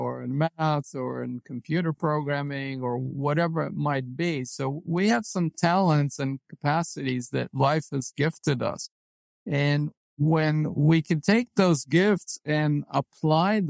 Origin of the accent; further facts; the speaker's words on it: Israel; moved away as an adult; I was born and raised in Israel, and like all Israeli men, I was drafted into the military